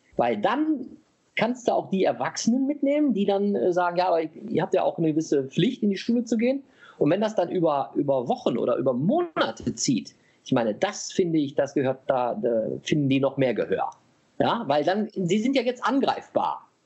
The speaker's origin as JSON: {"language": "German", "country": "Germany", "said": "wir als Deutsche"}